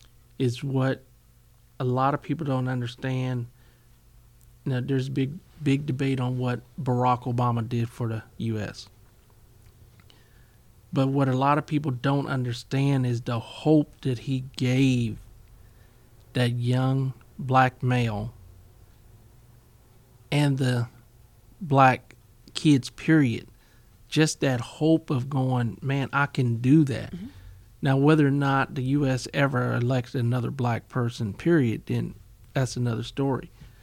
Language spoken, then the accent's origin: English; Midwest, United States; And I grew up in the Midwest and, you know, we travel with the military.